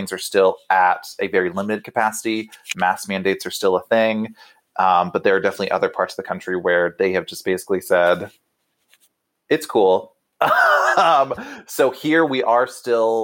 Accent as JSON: {"language": "English", "region": "Texas", "country": "United States", "moved": "as an adult", "lives_now": "Missouri, United States", "said": "I am a Texan. We take that with serious pride. So I'm just temporarily removed from Texas in the Midwest"}